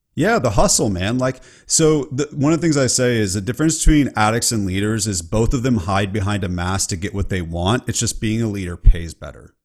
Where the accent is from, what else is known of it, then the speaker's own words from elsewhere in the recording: California, United States; I'm from California